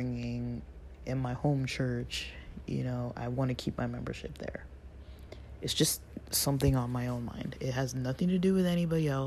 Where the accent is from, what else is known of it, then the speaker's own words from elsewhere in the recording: United States; as an American in my Western world